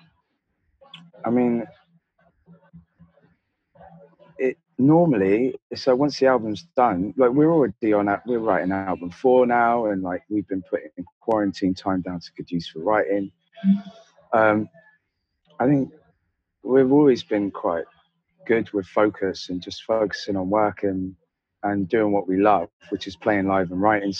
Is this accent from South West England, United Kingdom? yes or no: yes; Devon, South West England, United Kingdom; I grew up in Devon